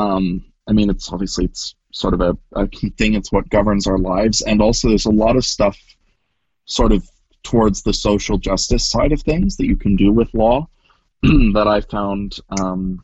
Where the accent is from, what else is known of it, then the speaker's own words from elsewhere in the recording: Kelowna, British Columbia, Canada; moved away as an adult; also born or lived in United States; now in Vancouver, Canada; I grew up, I was born in the States, but I grew up pretty much my entire life in Kelowna or the surrounding area. And then I moved to Vancouver for university.